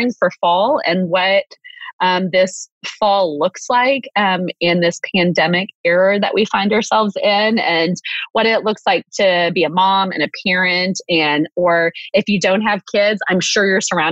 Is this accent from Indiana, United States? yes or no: no; Waco, Texas, United States; I'm from Waco